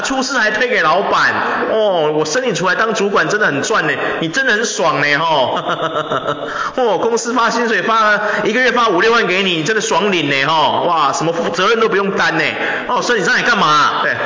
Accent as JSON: {"language": "Chinese", "country": "Taiwan", "said": "我们华人，我们台湾人"}